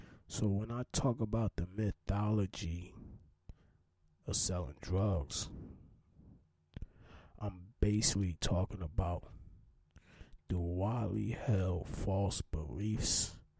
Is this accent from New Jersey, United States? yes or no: yes; Newark, New Jersey, United States; I'm from Newark, New Jersey